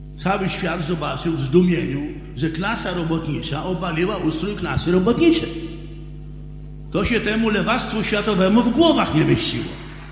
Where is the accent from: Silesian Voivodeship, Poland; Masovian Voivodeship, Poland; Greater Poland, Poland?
Masovian Voivodeship, Poland; Warsaw; Ja jestem przedwojenny warszawiak.